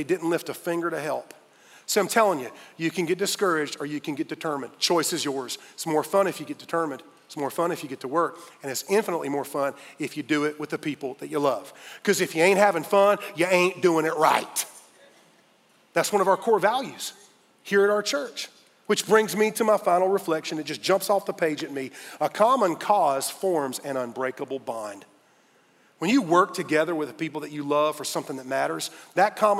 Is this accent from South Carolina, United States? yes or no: yes; Fountain Inn, South Carolina, United States; I grew up in Fountain Inn, South Carolina, F-I till I die.